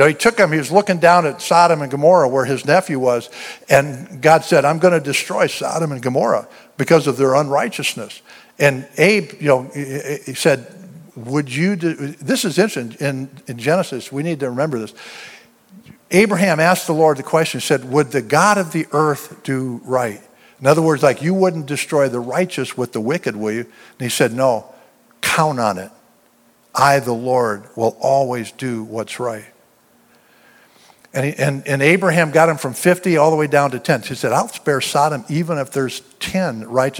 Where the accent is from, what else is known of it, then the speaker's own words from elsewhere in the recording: the South, United States; I'm a Southerner